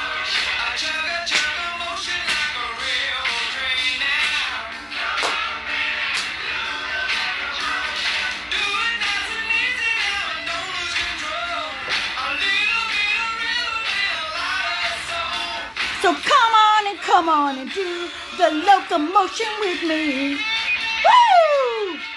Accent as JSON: {"language": "English", "region": "Michigan", "country": "United States", "said": "I'm from Michigan"}